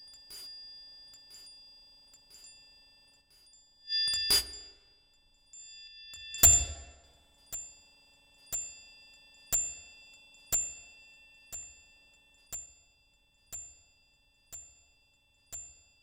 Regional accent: Mendoza, Argentina; now in Canada; I'm from Argentina, from Mendoza

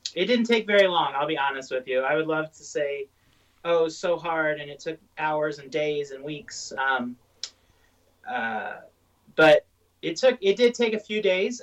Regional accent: Southern Illinois, United States; now in Durango, United States; I grew up in Southern Illinois

